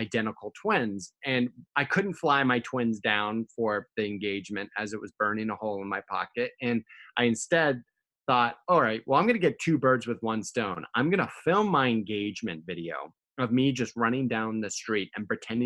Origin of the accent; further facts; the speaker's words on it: United States; I grew up in America with a very British father